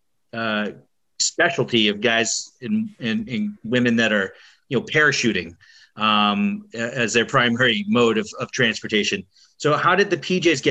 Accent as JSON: {"language": "English", "town": "Boston", "region": "Massachusetts", "country": "United States", "said": "I'm from Boston"}